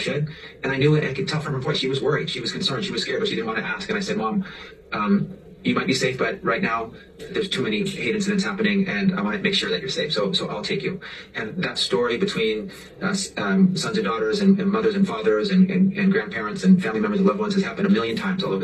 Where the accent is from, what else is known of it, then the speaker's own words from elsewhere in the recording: California, United States; growing up in America, in California, as a Filipino American